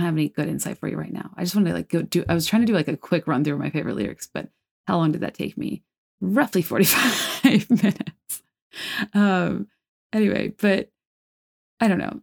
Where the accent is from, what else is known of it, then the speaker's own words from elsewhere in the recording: East Coast, United States; I'm from the East Coast.